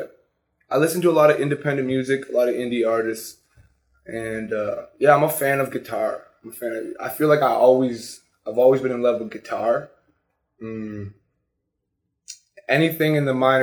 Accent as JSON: {"language": "English", "town": "Sudbury", "region": "Ontario", "country": "Canada", "tie": "born or raised there", "also_born_or_lived": "Toronto / Scarborough", "said": "I was born in Sudbury. I grew up in the Valley, playing hockey"}